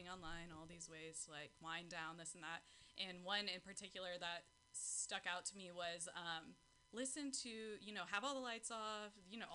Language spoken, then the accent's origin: English; Pacifica, California, United States; I'm born and raised in Pacifica, right? Taco Bell Beach, that's what we call it